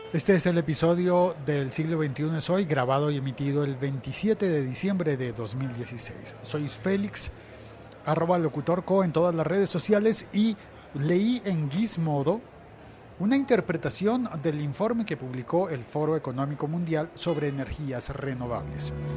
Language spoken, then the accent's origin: Spanish; Colombia; en Colombia, en eh, mi país